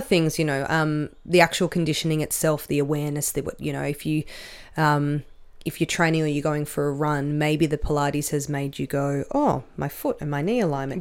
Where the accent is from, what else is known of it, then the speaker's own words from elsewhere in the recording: Canberra, Australian Capital Territory, Australia; I grew up with in Canberra.